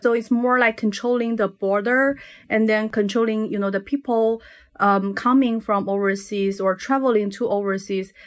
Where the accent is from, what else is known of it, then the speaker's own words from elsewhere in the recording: Northeast China, China; that's actually my hometown